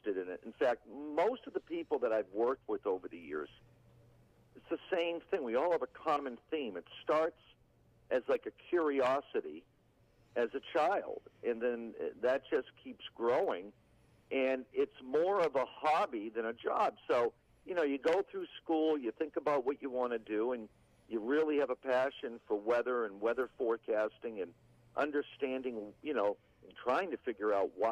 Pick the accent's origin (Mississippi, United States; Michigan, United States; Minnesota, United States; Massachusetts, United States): Massachusetts, United States; Georgetown; also born or lived in East Otis, Massachusetts / New York / Springfield, Massachusetts; I grew up outside of Boston, up on the northern suburbs, a small town of Georgetown